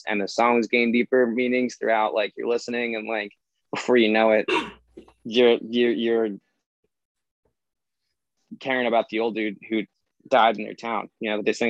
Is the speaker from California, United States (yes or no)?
no; Philadelphia, Pennsylvania, United States; we are from Philly, and we're a 3-piece that plays some pop punk music.